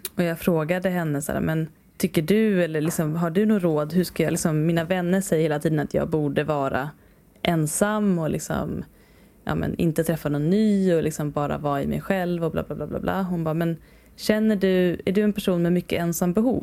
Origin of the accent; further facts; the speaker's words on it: Sweden; som svensk